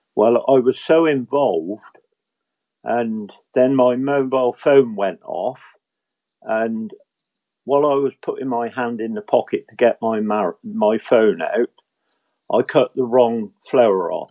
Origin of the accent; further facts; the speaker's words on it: England, United Kingdom; an Englishman who loves his garden